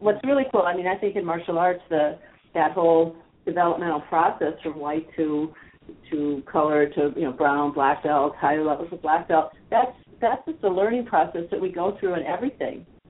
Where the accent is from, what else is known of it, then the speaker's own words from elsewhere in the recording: the Midwest, Wisconsin, United States; moved away as an adult; also born or lived in San Francisco, California / Israel; I grew up in the Midwest